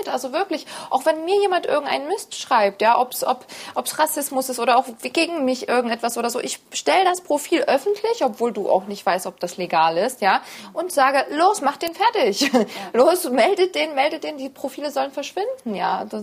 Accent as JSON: {"language": "German", "country": "Poland", "said": "Ich komme ja auch aus Polen"}